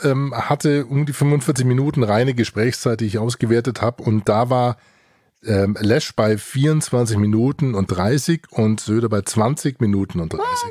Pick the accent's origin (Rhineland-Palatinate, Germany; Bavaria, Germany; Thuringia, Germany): Bavaria, Germany; Franconia, Fürth area; wir kommen ja beide aus dem Fränkischen. Also ich äh, komme ja mit einem halben Schuh aus dem Fürther Umfeld